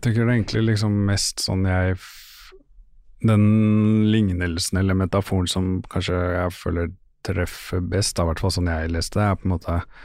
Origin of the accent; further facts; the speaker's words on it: Oslo, Norway; moved away; jeg er fra Stovner. Ja. Jeg bor jo ikke på Stovner